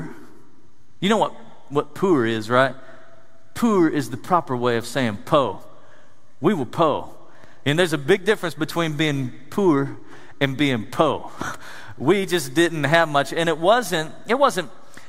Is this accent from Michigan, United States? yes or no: no; East Tennessee, United States; I grew up in East Tennessee, the foothills of the Smoky Mountains